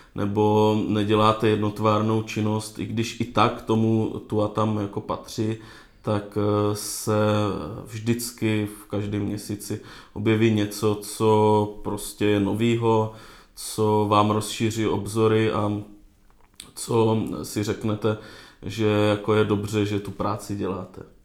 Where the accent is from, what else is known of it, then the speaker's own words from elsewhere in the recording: Moravia, Czechia; jsem z Moravia, z venkova